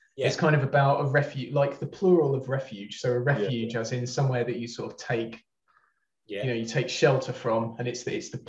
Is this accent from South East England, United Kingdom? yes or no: yes; Brighton, South East England, United Kingdom; moved away as an adult; now in Manchester, United Kingdom; I'm not from there, as you can probably tell by my accent. I'm from Brighton, but I moved up here a couple of years ago